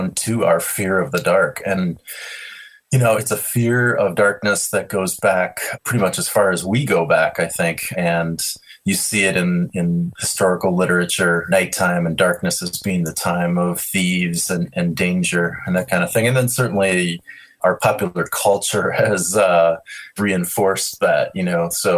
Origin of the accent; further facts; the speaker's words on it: Minneapolis, Minnesota, United States; I grew up in Minneapolis